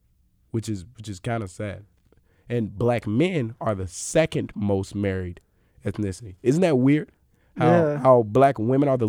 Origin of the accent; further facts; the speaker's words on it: Mississippi, United States; I'm from Mississippi